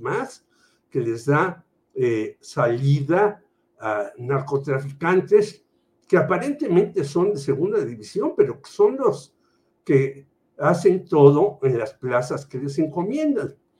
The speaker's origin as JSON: {"language": "Spanish", "region": "Mexico City", "country": "Mexico", "said": "sigo siendo chilango"}